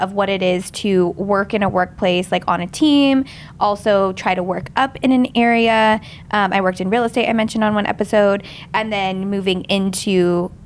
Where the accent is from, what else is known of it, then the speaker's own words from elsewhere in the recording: the Bay Area, California, United States; I worked at Finish Line at this mall in my hometown in the Bay